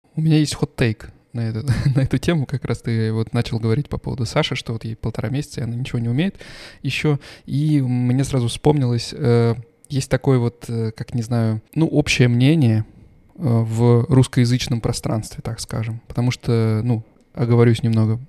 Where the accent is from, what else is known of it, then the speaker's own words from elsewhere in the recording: Voronezh, Voronezh Oblast, Russia; moved away as an adult; now in Stuttgart, Germany; мы оба с тобой из Воронежа